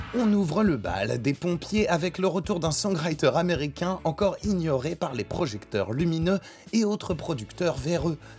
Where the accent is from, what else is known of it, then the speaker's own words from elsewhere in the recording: France; chez nous en France